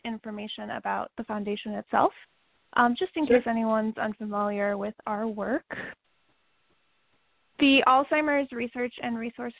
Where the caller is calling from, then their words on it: New York City, New York, United States; I'm calling in from New York City.